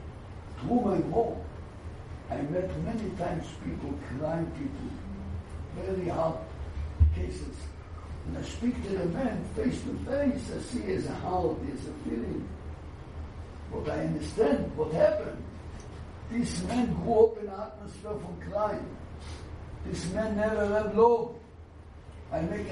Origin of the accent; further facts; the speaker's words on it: Jerusalem, Jerusalem District, Israel; I was naive. I come from Eir Shalim, you know. Every building is a yeshiva, Talmud Torah, Kole.